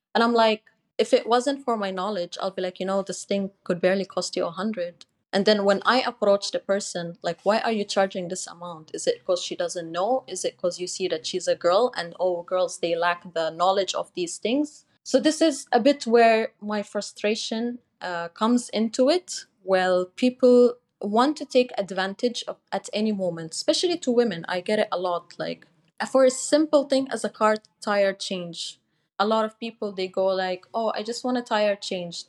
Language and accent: English; Dubai, United Arab Emirates; I was born and raised in Dubai